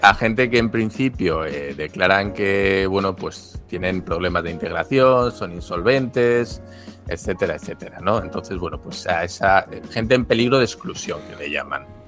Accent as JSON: {"language": "Spanish", "country": "Spain", "moved": "as an adult", "lives_now": "Japan", "said": "en mi caso español"}